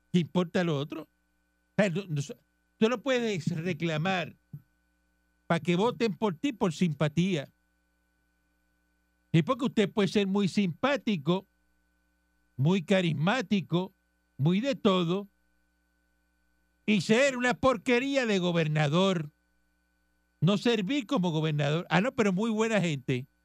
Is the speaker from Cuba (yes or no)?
yes; Cuba; moved away as an adult; now in Puerto Rico; Yo soy cubano. Yo soy cubano.